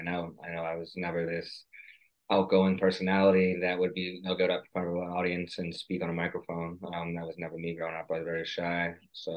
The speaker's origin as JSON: {"language": "English", "region": "Massachusetts", "country": "United States", "tie": "born or raised there", "said": "my home state"}